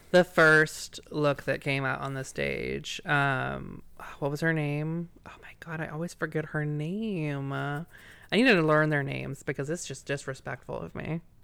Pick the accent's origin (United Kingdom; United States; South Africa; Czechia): United States; Virginia; I'm from Virginia